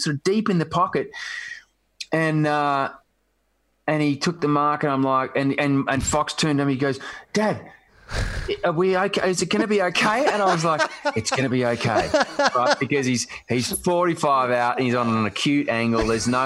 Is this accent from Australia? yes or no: yes; Melbourne, Victoria, Australia; I grew up in Baldwin, and, you know, Glenfrey Road was where the Hawks kind of trained